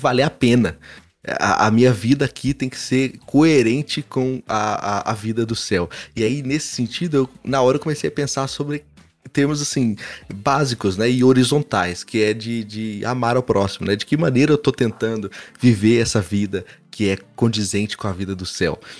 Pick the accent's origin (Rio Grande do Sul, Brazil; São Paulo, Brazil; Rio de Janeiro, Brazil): São Paulo, Brazil; Franca; eu sou de Franca